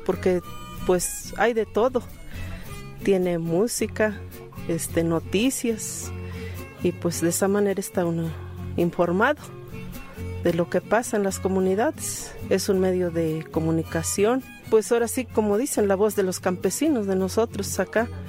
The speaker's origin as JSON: {"language": "Spanish", "town": "Atixtaca", "region": "Veracruz", "country": "Mexico", "said": "Yo soy de aquí de Atixtaca, municipio de Zacualpan, Veracruz"}